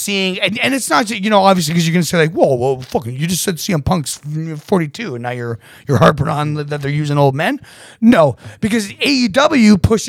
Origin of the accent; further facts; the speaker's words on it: Texas, United States; I vote Republican because I'm fucking from Texas.